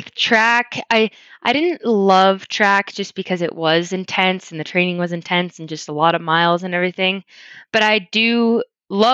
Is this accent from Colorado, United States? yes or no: yes; Louisville, Colorado, United States; moved away as an adult; also born or lived in Spokane, Washington; I grew up in Louisville, Colorado, little town outside of Boulder.